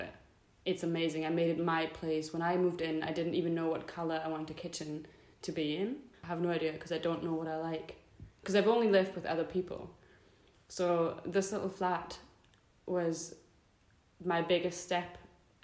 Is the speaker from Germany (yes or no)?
yes; Germany; moved away; he moved to Germany from Scotland, got together with my mum, and then I was there